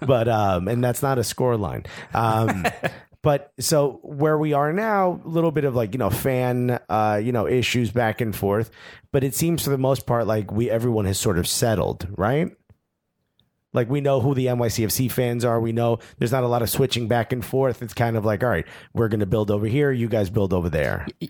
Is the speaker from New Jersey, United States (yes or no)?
yes; Newark, New Jersey, United States; now in New York City, United States; I grew up in Newark, New Jersey